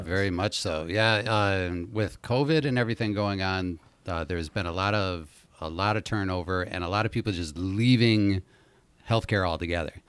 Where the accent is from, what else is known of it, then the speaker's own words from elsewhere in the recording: Minneapolis, Minnesota, United States; I grew up in Minneapolis